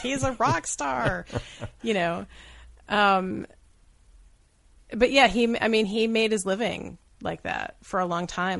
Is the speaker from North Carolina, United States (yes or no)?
no; Syracuse, New York, United States; I'm from Syracuse